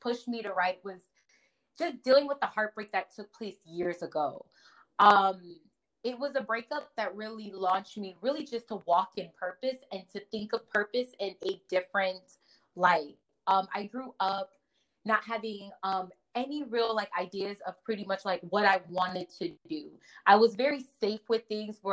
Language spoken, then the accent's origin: English; Connecticut, United States; also born or lived in Nigeria; now in New Jersey, United States; I was born in Nigeria, raised in Connecticut, but I currently live in New Jersey